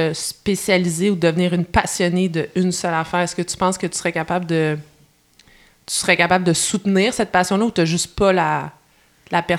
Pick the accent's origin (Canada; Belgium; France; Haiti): Canada; Sherbrooke, Quebec; Je viens de la belle région de l'Estrie. Je viens de Sherbrooke.